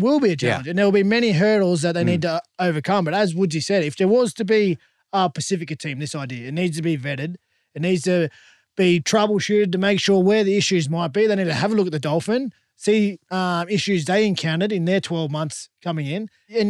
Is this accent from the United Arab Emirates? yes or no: no; Blacktown, New South Wales, Australia; I'm not from Cronulla. I grew up in Blacktown